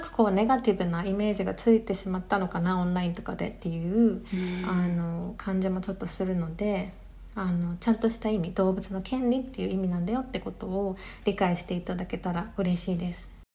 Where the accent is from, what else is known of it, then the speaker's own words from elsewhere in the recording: Japan; now in London, United Kingdom; 日本出身